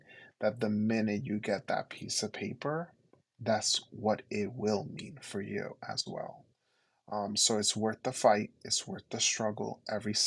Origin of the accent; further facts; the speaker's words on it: New York City, New York, United States; first language Spanish; English is a second language; as a New Yorker, both from Queens and from Brooklyn, and working in Harlem